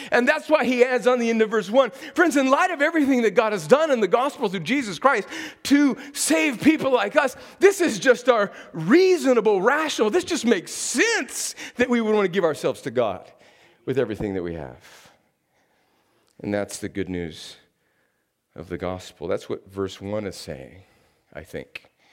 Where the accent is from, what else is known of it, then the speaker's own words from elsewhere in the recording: desert in Southern California, United States; now in Columbus, Georgia, United States; I live here in Columbus, Georgia, but I grew up in a place in, in the desert in California where it never rains.